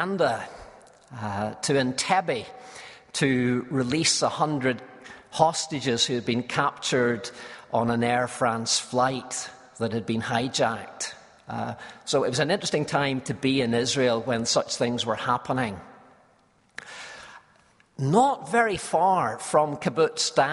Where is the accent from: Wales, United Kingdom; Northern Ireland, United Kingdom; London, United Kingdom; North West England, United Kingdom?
Northern Ireland, United Kingdom; Belfast; I was from Belfast